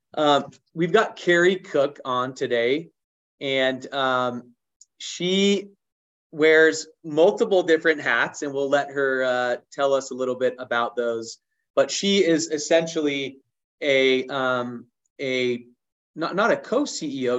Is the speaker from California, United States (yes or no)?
yes; Southern California, United States; I grew up on the beach in Southern California